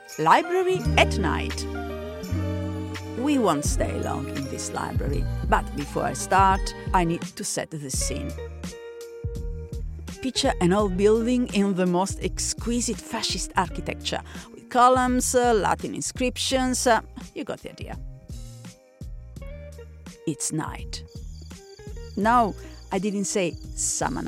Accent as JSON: {"language": "English", "country": "Italy", "tie": "born or raised there", "also_born_or_lived": "Berlin, Germany", "moved": "as an adult", "said": "I am attending uni in my hometown in Italy"}